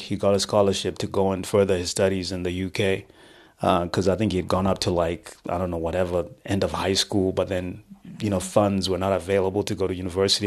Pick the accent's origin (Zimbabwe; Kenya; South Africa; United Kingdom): Zimbabwe; Rusape, Manicaland; I was born in what was then Rhodesia. Um, I was born in Rusape